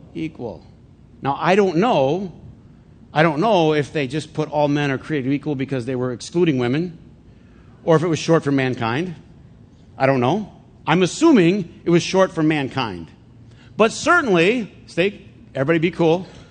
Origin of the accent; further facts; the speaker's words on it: Flint, Michigan, United States; when I was a kid growing up in Flint